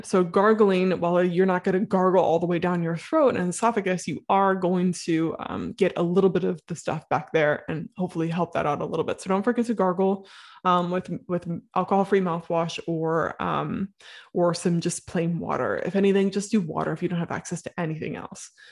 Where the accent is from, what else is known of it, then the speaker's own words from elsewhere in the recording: Midwest, United States; I'm from the Midwest